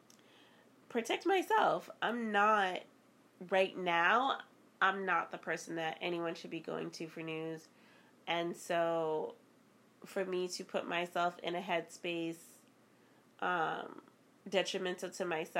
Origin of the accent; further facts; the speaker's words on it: Boston, Massachusetts, United States; Growing up in Boston, though, I can say that my older cousins and family members taught me to be very street smart very early on